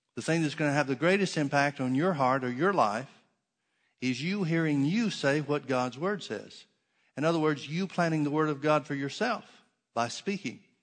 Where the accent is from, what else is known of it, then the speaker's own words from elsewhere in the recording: the South, United States; I grew up in the South and we had oak trees.